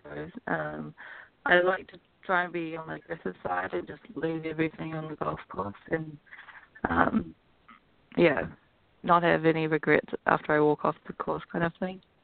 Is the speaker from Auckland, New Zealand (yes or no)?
yes; Auckland, New Zealand; moved away as an adult; now in United States; I grew up in Auckland, New Zealand, and then I came over to um, play college golf at Pepperdine University